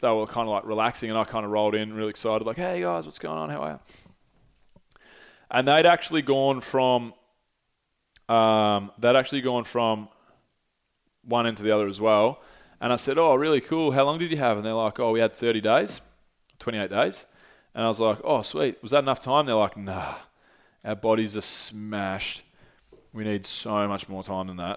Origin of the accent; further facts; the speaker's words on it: Australia; I'm Australian